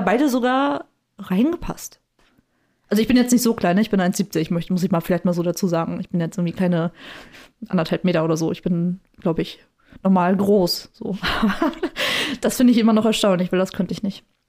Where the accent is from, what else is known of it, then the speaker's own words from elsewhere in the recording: the East, East Germany, Germany; ich bin halt auch im Osten groß geworden